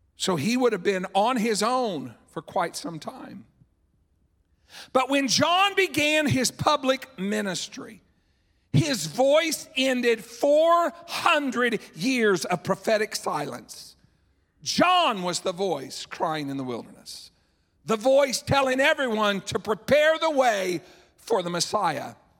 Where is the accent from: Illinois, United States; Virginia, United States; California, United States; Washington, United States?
Illinois, United States; I'm from Illinois, so out in the middle of one of our cornfields.